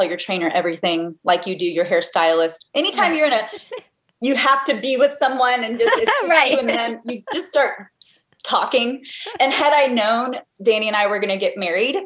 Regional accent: Texas, United States; moved away as an adult; also born or lived in California; now in Indiana, United States; I'm a Texas girl. I grew up in Texas, lived there till I was about 20

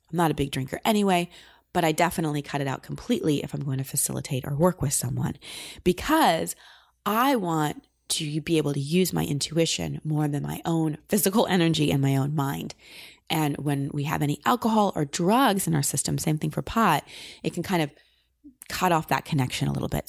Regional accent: Austin, Texas, United States; in Austin, my hometown

